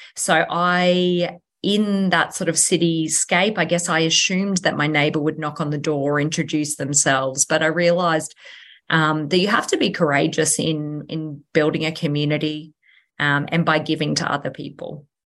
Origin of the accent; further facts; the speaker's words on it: Nambour, Queensland, Australia; a Sunshine Coast local, born and bred. Um, so I was born in Nambour Hospital